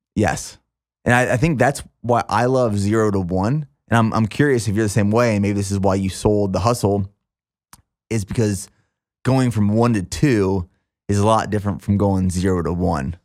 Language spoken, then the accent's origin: English; small town near Hershey, Pennsylvania, United States; this small town right outside of Hershey, Pennsylvania